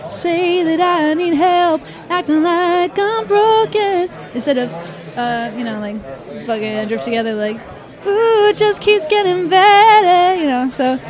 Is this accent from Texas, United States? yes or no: no; Massachusetts, United States